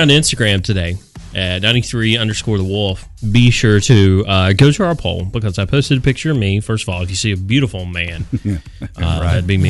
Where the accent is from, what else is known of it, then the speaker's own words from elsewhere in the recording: North Carolina, United States; I was born in the Tar Heel state.